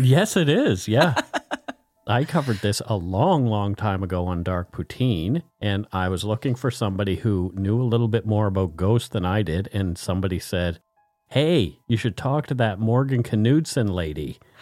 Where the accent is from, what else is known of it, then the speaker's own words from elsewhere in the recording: Nova Scotia, Canada; I'm from Nova Scotia